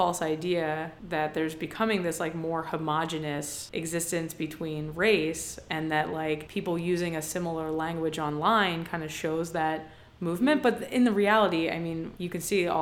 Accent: Atlantic City, New Jersey, United States; moved away; also born or lived in Philadelphia; growing up in Atlantic City and then living in Philadelphia

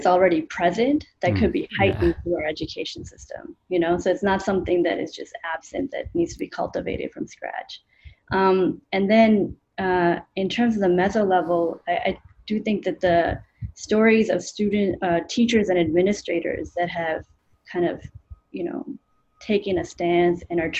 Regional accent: India; also born or lived in Canada; now in United States; so I'm an immigrant. You know, I grew up in India, then we moved to Canada, then we moved to the U.S.

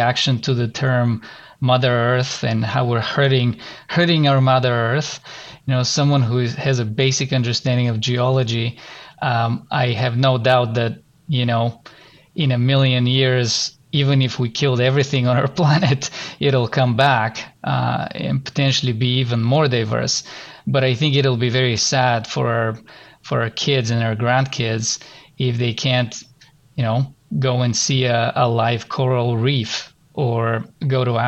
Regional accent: Bulgaria; moved away as an adult; now in Canada; I'm gonna go back to my home country and visit my family

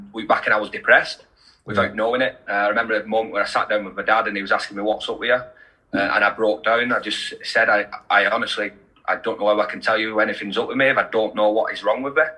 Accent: Wigan, North West England, United Kingdom; I'm from Wigan, and rugby league's massive in Wigan. So I've played it all my life since I was 4 years old.

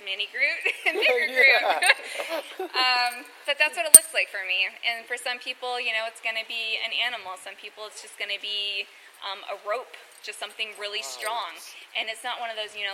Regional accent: California, United States; I grew up in California next to the sequoias.

